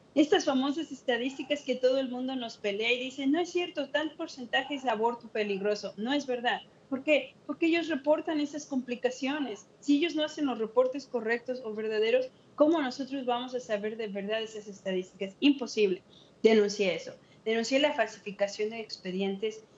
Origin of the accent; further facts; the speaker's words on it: Mexico; now in United States; yo era la única que era nacida en México, nacida inmigrante